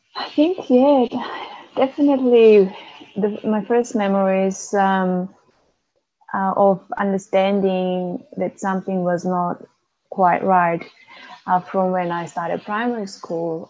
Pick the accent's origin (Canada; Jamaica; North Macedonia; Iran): North Macedonia; moved away as an adult; now in Melbourne, Australia; I was born in Macedonia and migrated to Melbourne when I was 19.